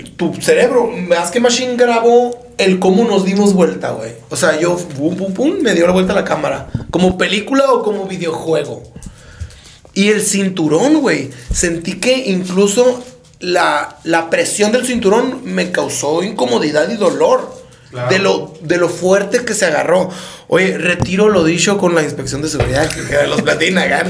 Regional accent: Empalme, Sonora, Mexico; los dos somos de Empalme

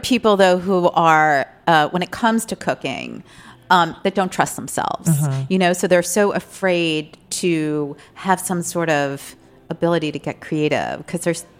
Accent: outside New York City, United States; I grew up outside New York City

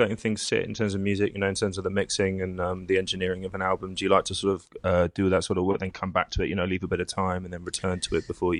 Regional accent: United Kingdom; moved away; as a British music fan

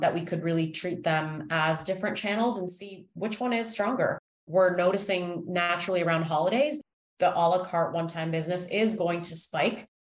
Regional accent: Toronto, Ontario, Canada; moved away as an adult; now in Chicago, United States; So I was born and raised in Toronto, Canada

